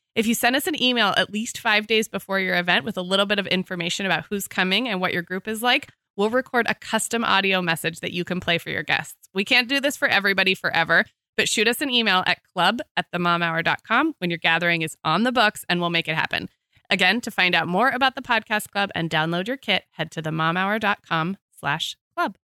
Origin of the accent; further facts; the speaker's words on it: Santa Barbara, California, United States; moved away; my hometown in Santa Barbara